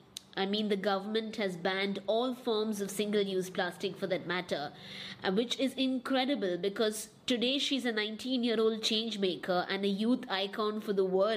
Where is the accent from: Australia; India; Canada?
India; I am from India, and I'm in Mumbai right now.